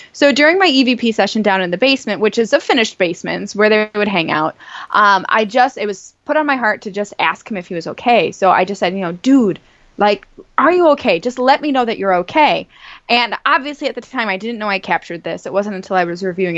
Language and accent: English; North Tonawanda, New York, United States; the Ghost Light Theater in North Tonawanda, it's right in my hometown